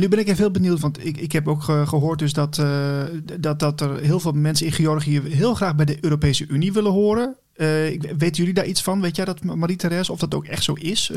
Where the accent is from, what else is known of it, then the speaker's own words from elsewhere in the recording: Netherlands; we als Nederlanders